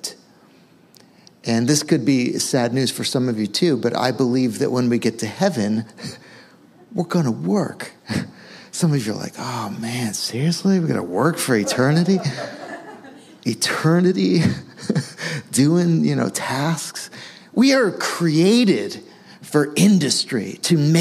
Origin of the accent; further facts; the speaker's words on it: Western Massachusetts, United States; I grew up in Western Mass, and our backyard was just woods